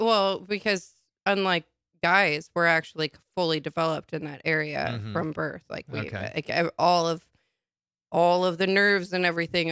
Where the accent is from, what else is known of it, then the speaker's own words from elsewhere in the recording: Nebraska, United States; moved away; also born or lived in Portland; I grew up in Nebraska.